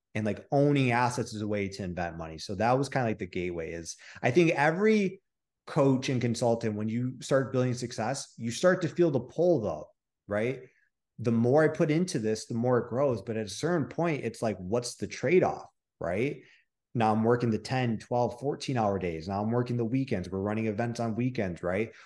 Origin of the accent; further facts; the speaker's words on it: Michigan, United States; I'm from Michigan, right? So there's no ocean